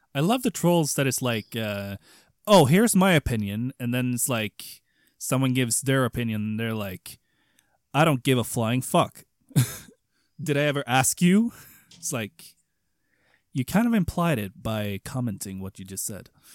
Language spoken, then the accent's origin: English; Sweden; English is a second language; I'm not American nor English. I'm Swedish.